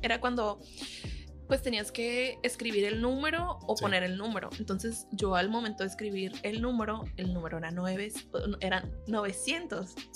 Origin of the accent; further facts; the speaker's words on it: El Gato de Lara, Sinaloa, Mexico; also born or lived in Guamúchil / Culiacán; Soy del Gato de Lara. Eh, pues eh, nací en Guamuchil, pero me desarrollé hasta la prepa en El Gato de Lara